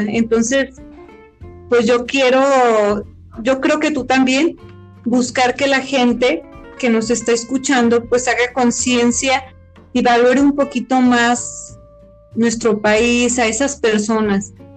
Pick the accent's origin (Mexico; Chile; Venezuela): Mexico; los mexicanos somos indios